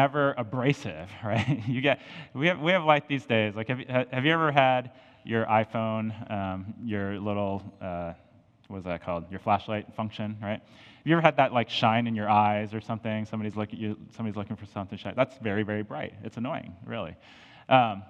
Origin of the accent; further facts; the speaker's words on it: Colorado, United States; now in St. Louis, United States; growing up in Colorado